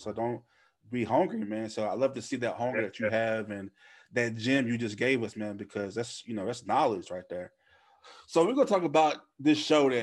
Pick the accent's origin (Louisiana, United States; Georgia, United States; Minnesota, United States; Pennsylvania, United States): Louisiana, United States; Shreveport; now in Dallas, United States; I'm from Shreveport